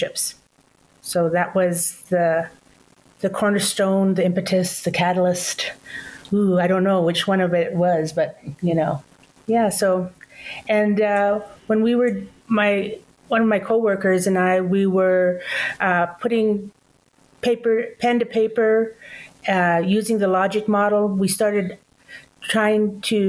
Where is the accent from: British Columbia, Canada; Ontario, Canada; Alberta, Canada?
British Columbia, Canada; moved away as an adult; now in Browning, United States; I'm originally from Canada, British Columbia. And I've been in Browning on the Blackfeet Nation for 28 years, since 1995.